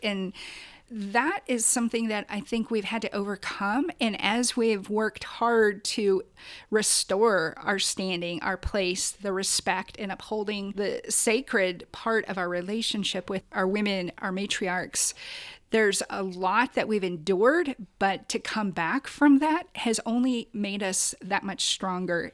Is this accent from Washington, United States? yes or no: yes; Quinault River, Washington, United States; I grew up on the Quinault River fishing with my grandparents